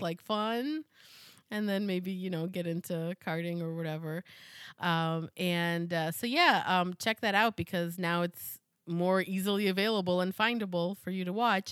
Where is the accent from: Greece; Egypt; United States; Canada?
United States; as an American